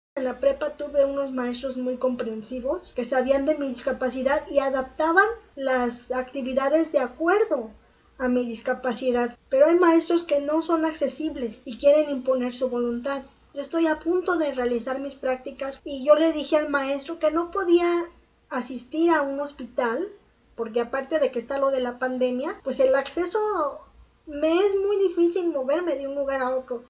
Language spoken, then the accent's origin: Spanish; Mexico City, Mexico; now in Nuevo Laredo, Mexico; Nací en la Ciudad de México, pero actualmente radico en Nuevo Laredo, Tamaulipas.